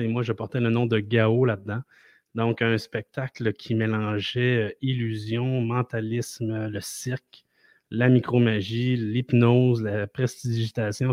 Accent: Quebec City, Quebec, Canada; je viens de Québec

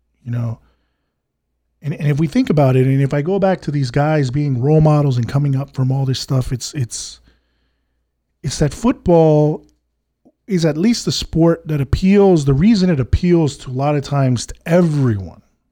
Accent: United States; I grew up in the States.

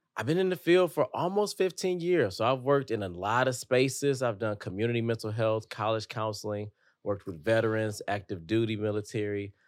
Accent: Detroit, Michigan, United States; growing up in Detroit, like, if you showed too many emotions, you're a target

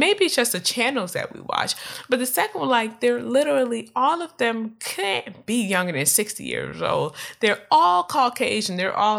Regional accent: California, United States; not because I'm from California, but making light of the opinions of people who are like me

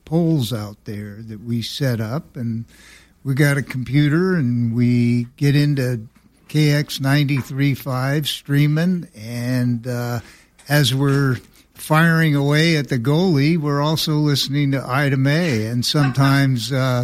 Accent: Dufrost, Manitoba, Canada; Dewfrost, Manitoba.

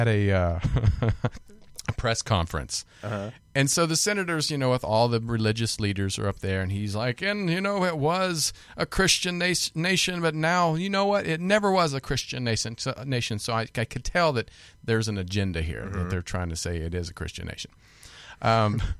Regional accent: Kansas, United States; I'm from Kansas

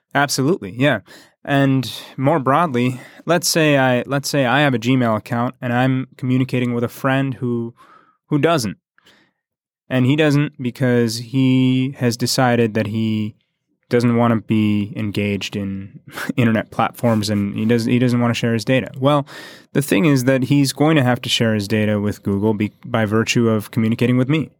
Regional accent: United States; we in the States

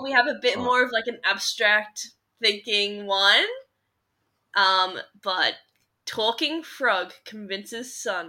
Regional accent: Australia; I'm from Australia

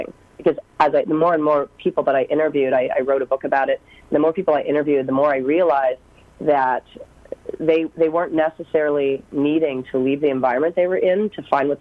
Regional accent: East Coast of Canada, Atlantic Canada, Canada; moved away as an adult; I'm actually from the East Coast in Canada, so literally drove across the country

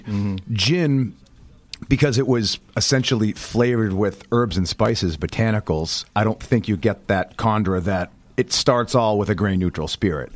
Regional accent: Boston, Massachusetts, United States; also born or lived in outside New York City; now in New York City area, United States; I'm a northeaster, born and raised, grew up right outside Boston

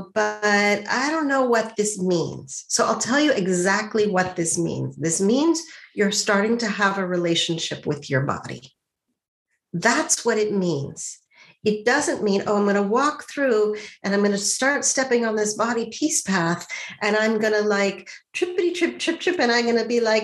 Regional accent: Montreal, Quebec, Canada; I grew up in Montreal

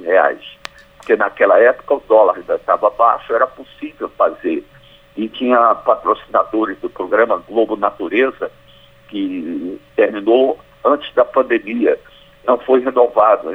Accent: Northeast Region, Brazil; accent: nordestino, matuto do sertão; now in Pernambuco, Brazil; mantendo meu sotaque nordestino, sotaque matuto mesmo do sertão

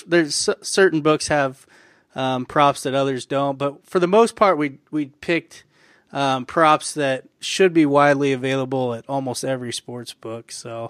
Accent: Iowa, United States; I grew up in Iowa, too

